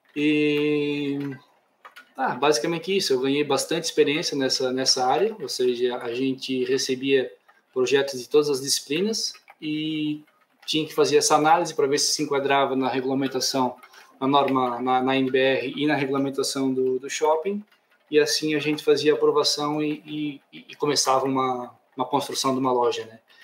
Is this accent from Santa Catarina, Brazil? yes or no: yes; Blumenau, Santa Catarina, Brazil; accent: southern; moved away as an adult; now in Portugal; Sou natural de Santa Catarina, ou seja, Blumenau, Santa Catarina. Então, lá embaixo